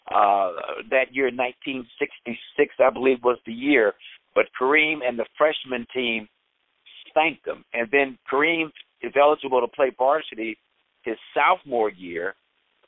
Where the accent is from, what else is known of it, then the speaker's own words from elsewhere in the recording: Los Angeles, California, United States; growing up in Los Angeles